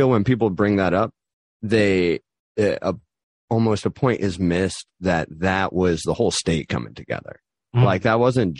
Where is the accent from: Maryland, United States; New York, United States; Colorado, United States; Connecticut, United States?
Connecticut, United States; New Haven; I mean, like I'm from New Haven. So there's a level of love that, you know, is just there's a base level growing up here. You know, I rep New Haven.